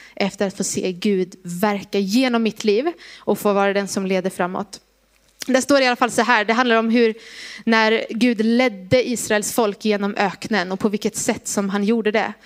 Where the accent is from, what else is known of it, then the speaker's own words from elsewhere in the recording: Gnosjö, Jönköping County, Sweden; moved away; Jag är från Gnosjö från början, så att jag kan det här området lite